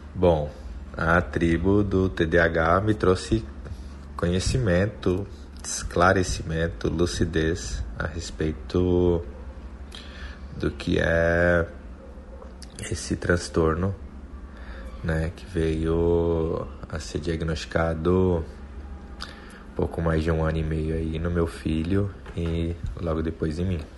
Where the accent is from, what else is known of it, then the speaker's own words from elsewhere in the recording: Itapecerica da Serra, São Paulo, Brazil; sou de Itapecerica da Serra, no estado de São Paulo